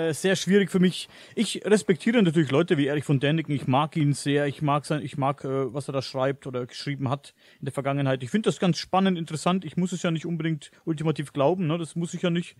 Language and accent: German; Coburg district, Bavaria, Germany; Ich komme aus Coburg, mhm. aus dem Landkreis Coburg